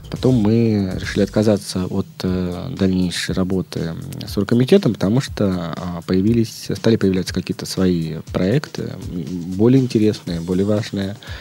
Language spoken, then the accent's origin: Russian; Leningrad Oblast, Russia; moved away as an adult; also born or lived in Moscow / Estonia / France; Я родился э, в Ленинградской области, но большую часть своей трудовой деятельности провел в Москве